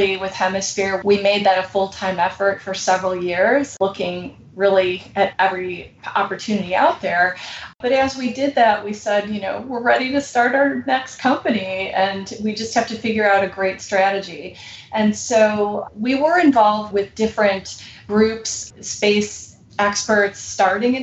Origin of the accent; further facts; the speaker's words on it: United States; we're American